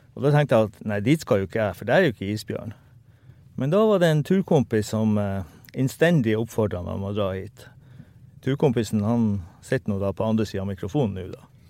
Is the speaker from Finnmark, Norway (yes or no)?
yes; Hammerfest, Finnmark, Norway; jeg er opprinnelig fra Hammerfest